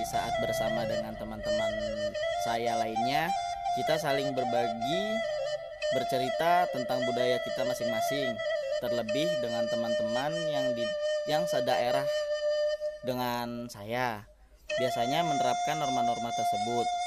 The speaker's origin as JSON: {"language": "Indonesian", "region": "Jakarta", "country": "Indonesia", "tie": "born or raised there", "said": "berbeda dengan anak-anaknya yang lahir dan besar di Jakarta seperti"}